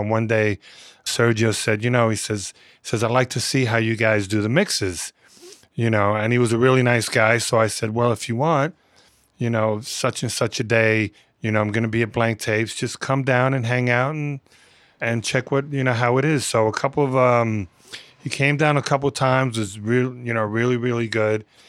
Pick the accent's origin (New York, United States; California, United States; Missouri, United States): New York, United States; New York City; I grew up in the Bronx